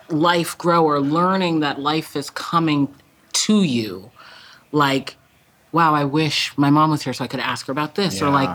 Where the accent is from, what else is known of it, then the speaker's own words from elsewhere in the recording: Massachusetts, United States; It's a section of Massachusetts, Greater Boston, that's like very glad to be closed.